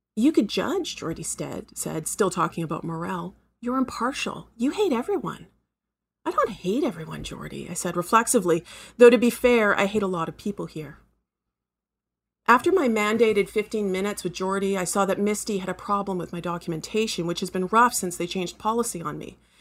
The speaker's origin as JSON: {"language": "English", "country": "Canada", "said": "I'm a Canadian writer"}